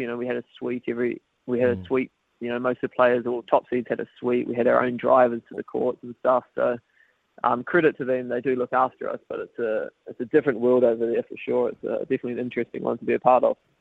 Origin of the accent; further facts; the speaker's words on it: New Zealand; growing up in New Zealand